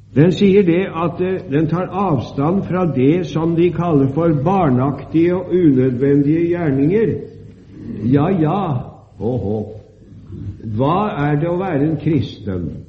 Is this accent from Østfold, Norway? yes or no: yes; Sarpsborg, Østfold, Norway; Da jeg var ung, i min hjemby i Sarpsborg